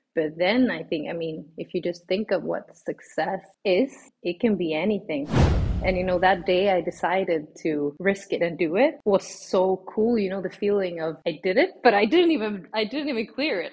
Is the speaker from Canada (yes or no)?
no; Sweden; moved away as an adult; now in Switzerland; I am from Sweden originally. I've been living now in Switzerland for three years, but I'm obviously Swedish in my heart and soul